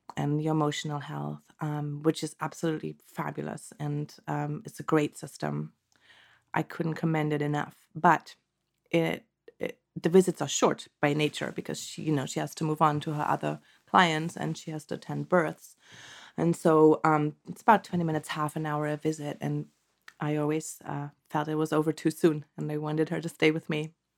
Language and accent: English; Germany; moved away as an adult; now in Santa Cruz Mountains, United States; originally, I'm from Germany, born and raised, and I came to the States in two thousand and seven